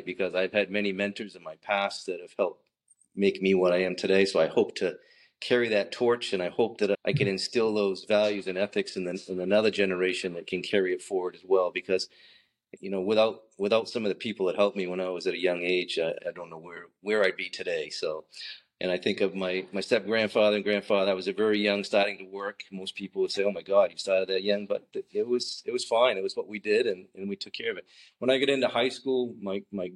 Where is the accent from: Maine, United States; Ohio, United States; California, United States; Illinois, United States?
Maine, United States; Saco; also born or lived in Biddeford, Maine; I was born in Biddeford, raised in Saco, Maine